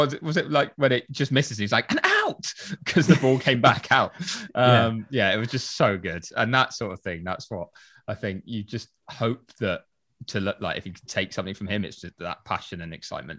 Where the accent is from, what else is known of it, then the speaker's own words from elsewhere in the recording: United Kingdom; And I think also because it summed up as a British fan watching at that point, at least.